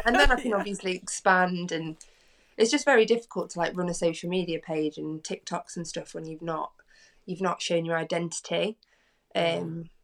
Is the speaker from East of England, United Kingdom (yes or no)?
no; Derbyshire, East Midlands, United Kingdom; I'm from Derbyshire, so I'm from the Midlands.